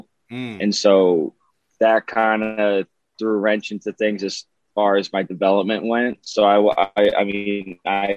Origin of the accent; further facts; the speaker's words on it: Boston, Massachusetts, United States; Grew up born and raised in Boston